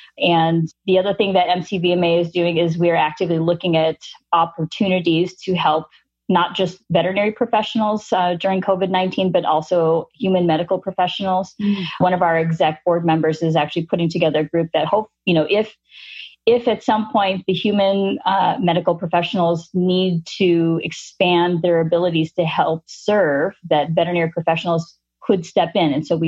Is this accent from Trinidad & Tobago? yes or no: no; Philippines; I mean, I'm Filipino. Filipinos don't traditionally use chopsticks.